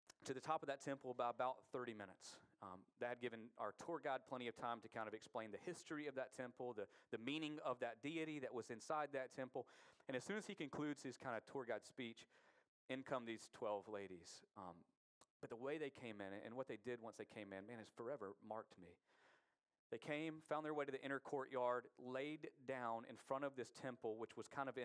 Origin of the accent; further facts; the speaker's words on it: United States; we as American Christians